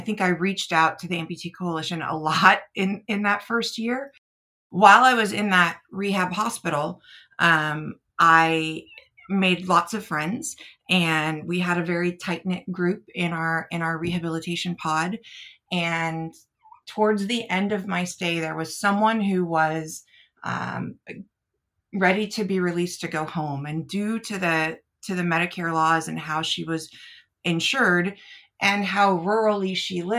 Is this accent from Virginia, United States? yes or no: no; Northern California, United States; moved away as an adult; also born or lived in Bay Area, California; now in Illinois, United States; I am a West Coast kid. I grew up in Northern California